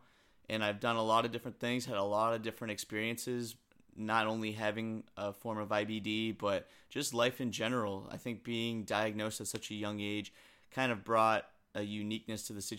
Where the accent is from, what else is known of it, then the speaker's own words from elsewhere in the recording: New England, United States; I grew up in New England, and there was a huge ice storm in 2009.